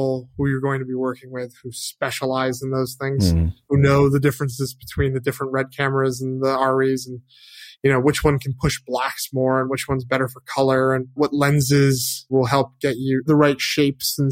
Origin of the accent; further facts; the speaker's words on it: Connecticut, United States; now in Los Angeles, United States; I grew up in Connecticut